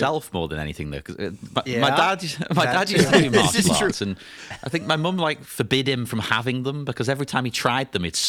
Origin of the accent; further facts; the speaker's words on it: Cyprus; I grew up in Cyprus, right? So it was a weird blend of cultures.